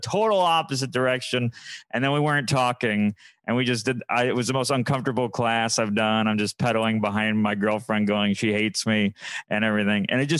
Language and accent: English; Syracuse, New York, United States; I'm from Syracuse where it's not gray one day out of the year